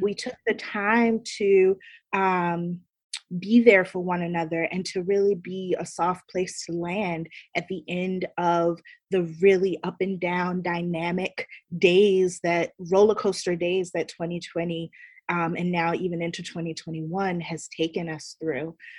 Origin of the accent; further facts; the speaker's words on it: Baltimore, Maryland, United States; moved away as an adult; now in New York City, United States; I'm born and raised in Baltimore, Maryland, um, but have been in New York City ever since I came here for college at Barnard College